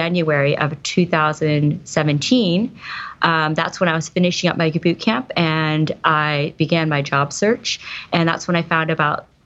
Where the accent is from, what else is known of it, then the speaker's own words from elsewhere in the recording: East Coast, United States; now in Silicon Valley, United States; I live in Silicon Valley now. I'm originally from the East Coast.